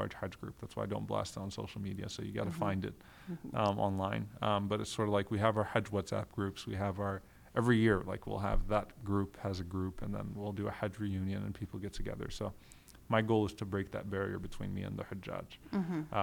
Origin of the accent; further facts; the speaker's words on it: Guyana; I'm from Guyana.